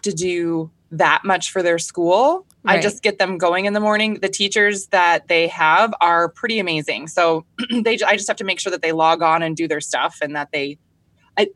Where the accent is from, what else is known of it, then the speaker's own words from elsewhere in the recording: Minnesota, United States; I'm from Minnesota. I grew up here. I was actually raised on a small goat farm